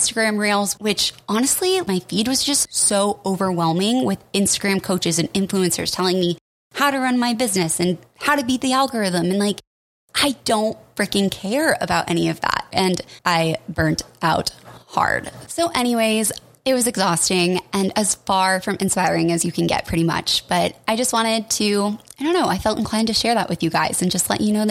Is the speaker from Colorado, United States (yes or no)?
yes; Colorado, United States; now in Portland, United States; I'm from Colorado